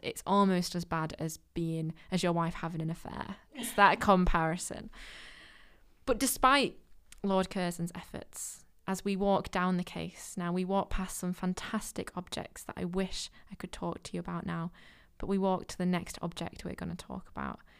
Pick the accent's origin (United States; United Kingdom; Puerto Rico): United Kingdom; Manchester, North West England; I'm from Manchester